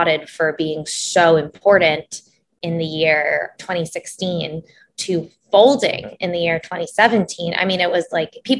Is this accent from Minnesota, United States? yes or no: no; New York City, New York, United States; I was born and raised in New York City, but I am a Middle Eastern American, first gen